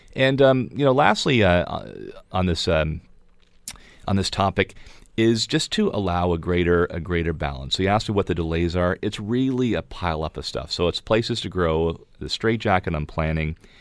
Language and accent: English; Niagara Peninsula, Ontario, Canada; I'm born and raised in the Niagara Peninsula